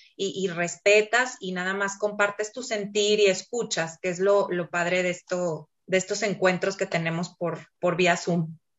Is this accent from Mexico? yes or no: yes; Mexico City, Mexico; now in Torreón, Mexico; Yo nací en la Ciudad de México, ya tengo muchos años aquí en Torreón, por situaciones familiares vine a dar aquí.